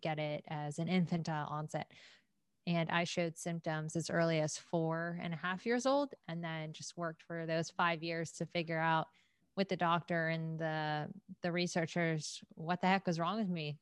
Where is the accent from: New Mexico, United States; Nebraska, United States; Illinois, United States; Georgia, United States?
Georgia, United States; Atlanta; born and raised in Atlanta.